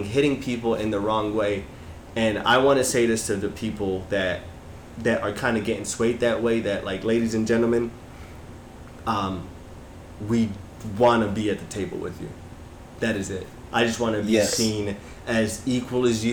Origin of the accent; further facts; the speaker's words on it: Utah, United States; growing up in Utah